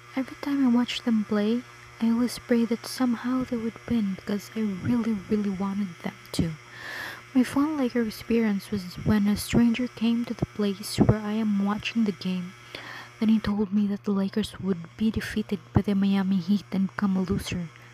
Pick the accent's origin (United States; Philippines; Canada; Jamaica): Philippines; from Philippines.